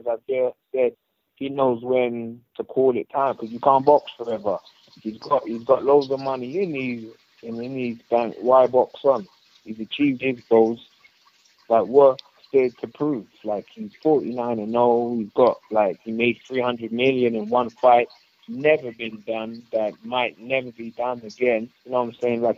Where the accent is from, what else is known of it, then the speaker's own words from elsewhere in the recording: United Kingdom; being British